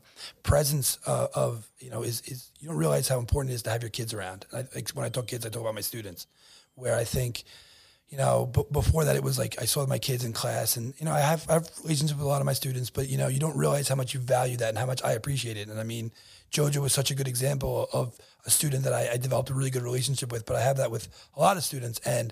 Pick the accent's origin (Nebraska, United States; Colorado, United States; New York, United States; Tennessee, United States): New York, United States; Bellmore; I grew up in Belmore, went to Grand Avenue Middle School